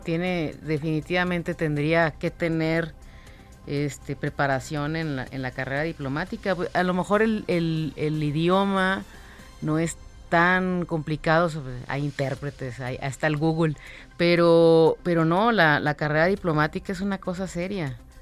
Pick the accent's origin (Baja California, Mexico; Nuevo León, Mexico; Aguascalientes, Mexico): Nuevo León, Mexico; Monterrey; Yo de, la, de la ciudad que ya no se quiere hablar en este momento, de Monterrey. Monterrey y sus problemas de agua, de ahí soy.